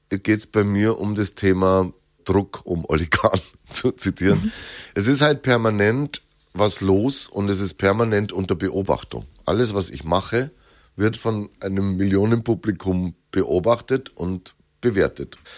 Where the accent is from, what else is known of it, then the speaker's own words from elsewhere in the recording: Bavaria, Germany; accent: Lower Bavarian; dass man mich, glaube ich, gut versteht und trotzdem hört, wo ich herkomme. Und das Oberbayerische sagt man ja, ist die edlere Variante und das Niederbayerische wäre das gröbere.